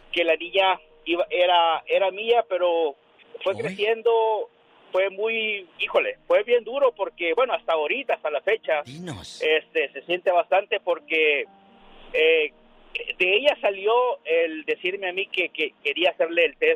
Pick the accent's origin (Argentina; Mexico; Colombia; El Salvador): El Salvador; also born or lived in Las Vegas, Nevada; now in Monte, California, United States; un día salí del Salvador, pero El Salvador nunca salió de mí.